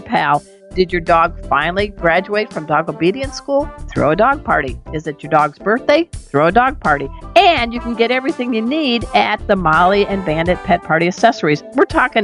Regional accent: Chicago, Illinois, United States; moved away; We're both from the Windy City area, Chicago

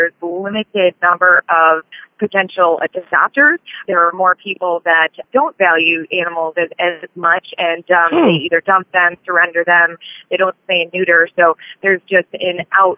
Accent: Buffalo, New York, United States; moved away as an adult; also born or lived in West Tennessee; I'm originally from Buffalo, New York

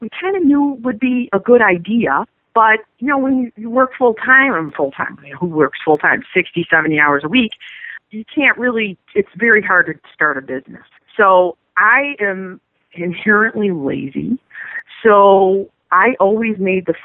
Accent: Chicago, Illinois, United States; I'm from the South Side of Chicago

